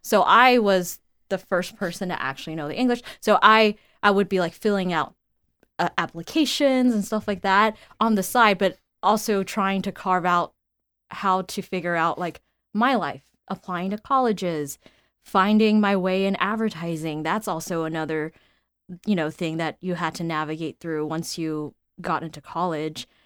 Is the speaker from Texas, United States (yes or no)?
yes; Houston, Texas, United States; moved away as an adult; found my way back to my hometown